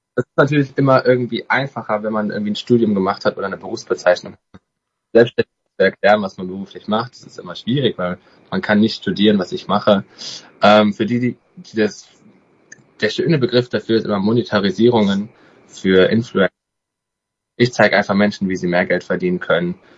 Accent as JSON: {"language": "German", "town": "Alsdorf", "region": "North Rhine-Westphalia", "country": "Germany", "tie": "born or raised there", "also_born_or_lived": "Cyprus", "moved": "as an adult", "lives_now": "Cologne, Germany", "said": "ich komme ganz gebürtig aus Alsdorf, aus einem Dorf bei Alsdorf, einem ganz kleinen Dorf. Das liegt ungefähr bei Aachen"}